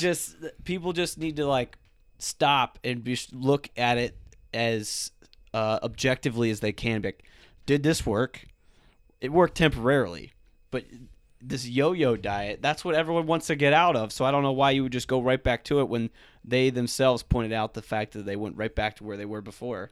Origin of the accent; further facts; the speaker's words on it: South Florida, United States; moved away; I'm originally from South Florida